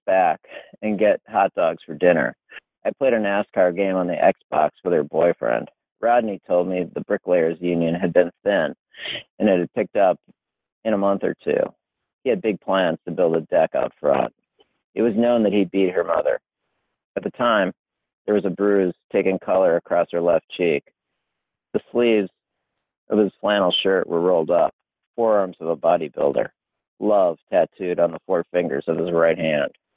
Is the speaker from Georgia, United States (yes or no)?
no; Wisconsin, United States; moved away; I grew up in Wisconsin